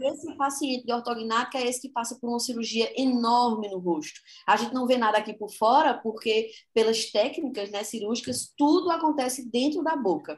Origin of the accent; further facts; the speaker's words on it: Caruaru, Pernambuco, Brazil; como boa caruaruense que sou, natural de Caruaru